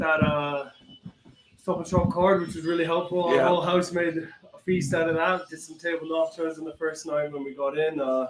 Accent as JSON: {"language": "English", "town": "Vancouver", "region": "British Columbia", "country": "Canada", "tie": "born or raised there", "moved": "as an adult", "lives_now": "United Kingdom", "said": "I grew up in Vancouver."}